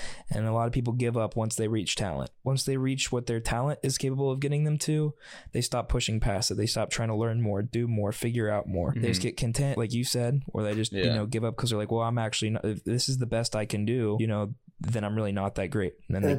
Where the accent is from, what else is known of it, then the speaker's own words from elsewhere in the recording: Jacksonville, Florida, United States; moved away as an adult; now in Lakeland, United States; so I grew up in Jacksonville.